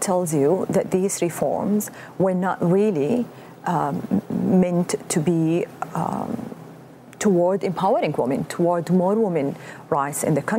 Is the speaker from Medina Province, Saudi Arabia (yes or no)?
no; Mecca, Makkah Province, Saudi Arabia; moved away as an adult; also born or lived in Dammam; my hometown, Mecca